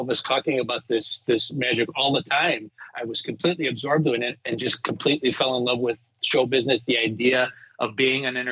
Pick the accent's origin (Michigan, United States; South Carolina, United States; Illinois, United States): Illinois, United States; Chicago; accent: Chicago; I grew up in Chicago